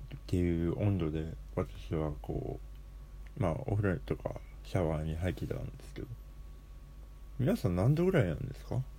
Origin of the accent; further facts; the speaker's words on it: Hokkaido, Japan; 地元が北海道っていうところなので